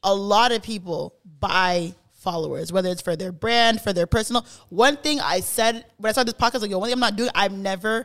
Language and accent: English; Brampton, Ontario, Canada; I'm from Brampton